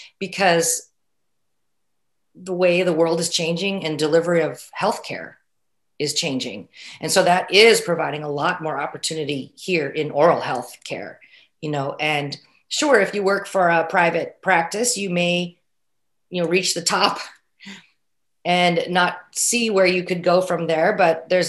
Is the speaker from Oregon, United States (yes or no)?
yes; Oregon, United States; my home state of Oregon